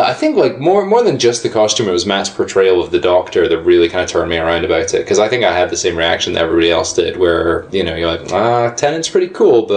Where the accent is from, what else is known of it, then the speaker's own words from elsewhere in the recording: Scotland, United Kingdom; moved away; I'm from Scotland originally